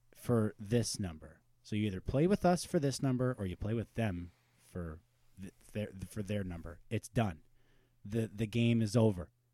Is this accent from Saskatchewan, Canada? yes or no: no; Pembroke, Ontario, Canada; we're from Pembroke